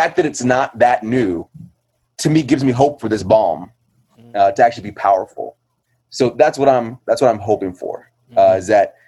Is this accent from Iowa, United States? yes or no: yes; Iowa, United States; also born or lived in Indianapolis; now in New Haven, United States; But I'm from New Haven, originally from Iowa and Indianapolis. But at this point, I can just say New Haven. I've been there since 2004 and love that city.